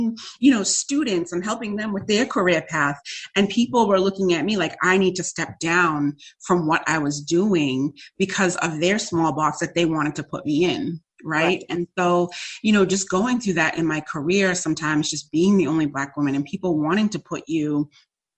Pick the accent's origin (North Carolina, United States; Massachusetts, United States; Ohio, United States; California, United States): Massachusetts, United States; also born or lived in New York; I came back to Massachusetts